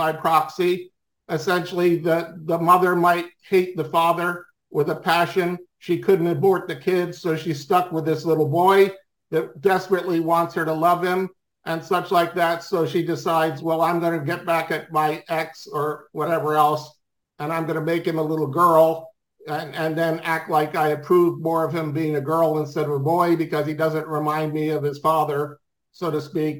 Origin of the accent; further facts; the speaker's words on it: Swarthmore, Pennsylvania, United States; now in North Carolina, United States; I grew up in Swarthmore, Pennsylvania